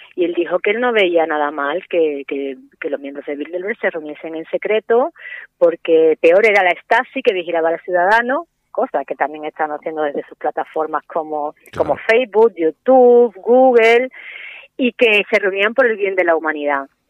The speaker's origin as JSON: {"language": "Spanish", "country": "Spain", "said": "yéndonos a España, ahora mismo los jóvenes no tenemos hijos"}